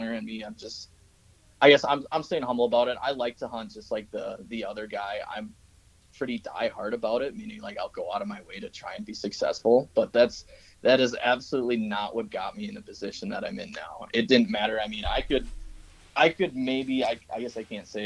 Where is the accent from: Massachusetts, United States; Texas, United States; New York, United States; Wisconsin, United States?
Wisconsin, United States; moved away as an adult; where I grew up in Wisconsin